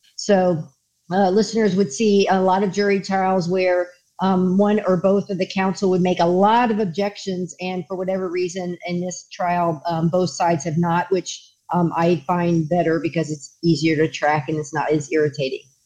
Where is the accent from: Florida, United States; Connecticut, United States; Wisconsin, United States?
Florida, United States; I grew up in Florida, was a police officer in Florida